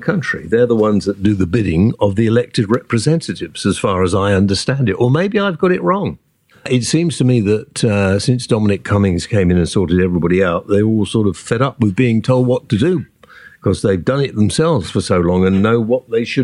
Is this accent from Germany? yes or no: no; United Kingdom; We are British